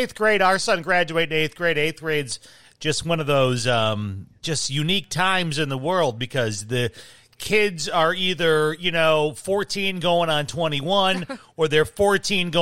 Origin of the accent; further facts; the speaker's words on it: Chicago, Illinois, United States; I grew up in Chicago